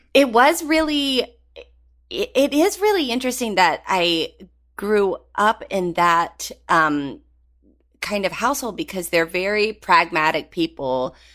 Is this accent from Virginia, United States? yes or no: yes; Galax, Virginia, United States; moved away; I grew up in Gaylax, Virginia